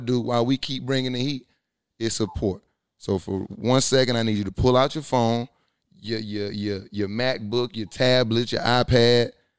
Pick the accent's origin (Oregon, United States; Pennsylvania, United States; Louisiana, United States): Louisiana, United States; now in Atlanta, United States; I remember growing up, because I'm from Louisiana